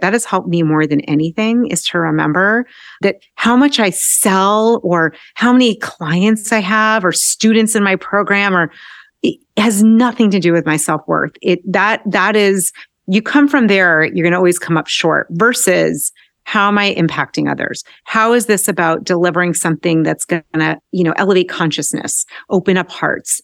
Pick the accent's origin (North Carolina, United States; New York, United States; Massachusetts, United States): Massachusetts, United States; Newton; I grew up outside of Boston in Newton